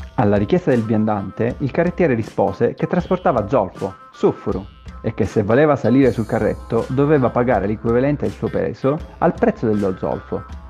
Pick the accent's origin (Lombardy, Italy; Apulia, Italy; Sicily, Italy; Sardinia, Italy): Sicily, Italy; Catania; moved away as an adult; now in Turin, Italy; sono un siciliano trapiantato a Torino, sono un catanese. E dal 2010 vivo a Torino